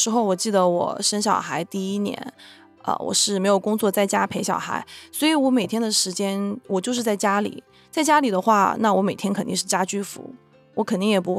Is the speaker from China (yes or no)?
yes; China; moved away as an adult; now in United States; 他本人是来自波兰，然后我来自中国，然后我们都是大概十九二十岁去的美国，然后一起在美国扎根生活下来